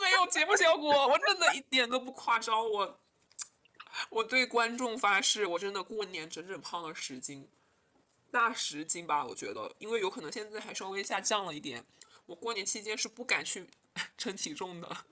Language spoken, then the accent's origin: Chinese; Hunan, China; 我们湖南这边做菜就比较油，就比较咸，都是重口的